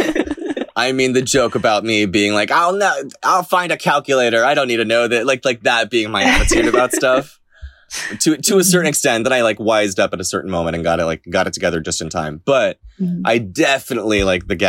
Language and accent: English; Florida, United States; now in New York, United States; that's where I was raised